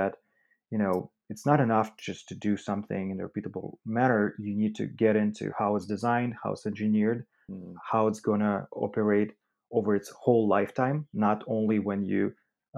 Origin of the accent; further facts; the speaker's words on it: Russia; moved away; I'm originally from Russia